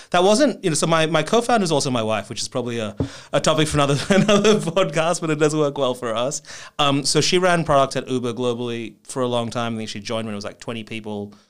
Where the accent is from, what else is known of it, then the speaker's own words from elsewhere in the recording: Melbourne, Victoria, Australia; moved away as an adult; also born or lived in Japan / San Francisco, United States; I grew up in Melbourne, spent, um, the first, you know, twenty odd years of my life there.